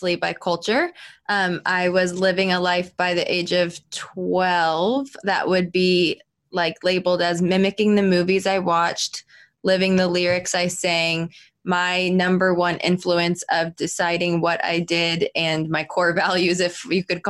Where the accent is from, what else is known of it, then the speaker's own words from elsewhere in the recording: Florida, United States; I'm a Florida girl, born and raised in Florida